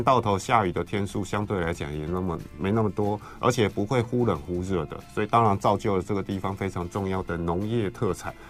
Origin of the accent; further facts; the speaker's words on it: Kaohsiung, Taiwan; 我高雄人。好，我们家呢，在凤山